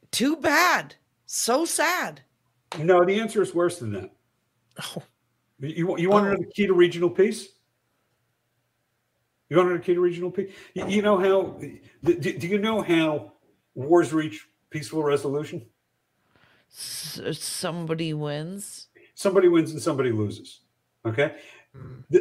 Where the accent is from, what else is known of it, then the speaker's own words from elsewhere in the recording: New York, United States; I don't want to move to Ontario. I'm a New Yorker.